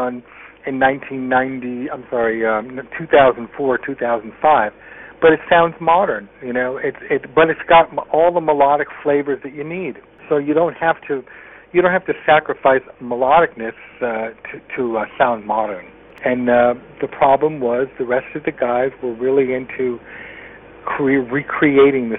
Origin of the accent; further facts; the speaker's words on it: Connecticut, United States; I was a guy from Connecticut.